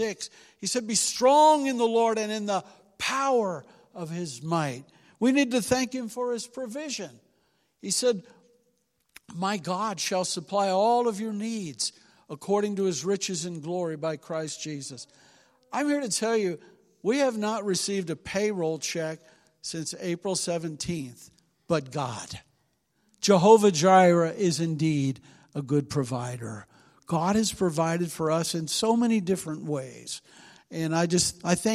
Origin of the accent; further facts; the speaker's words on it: Cincinnati, Ohio, United States; now in Willard, United States; we're from Cincinnati. We're used to big city living